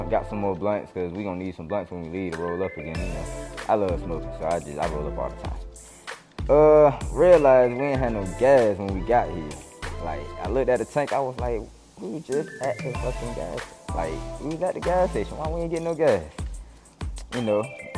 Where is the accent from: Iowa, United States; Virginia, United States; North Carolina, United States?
Virginia, United States; Norfolk; I'm from Norfolk, Virginia